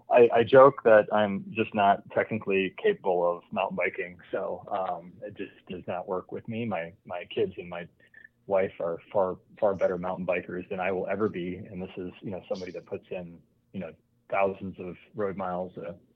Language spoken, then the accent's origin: English; Decorah, Iowa, United States; now in Denver, United States; I grew up in Decorah